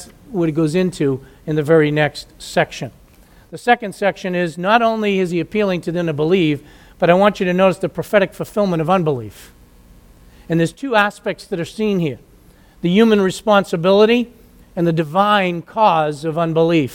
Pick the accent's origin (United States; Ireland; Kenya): United States; I grew up in the United States